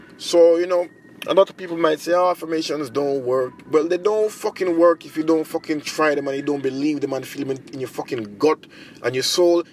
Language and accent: English; Jamaica; moved away as an adult; now in Japan; I'm a Jamaican in Japan. I've been living here for mm, 11 years